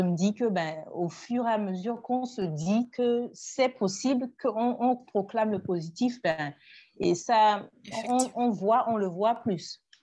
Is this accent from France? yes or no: no; Togo; Je suis togolaise. Je, vis au Togo